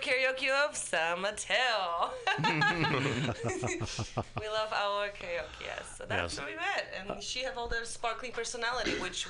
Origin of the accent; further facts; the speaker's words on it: Poland; English is a second language; moved away as an adult; I'm from Poland.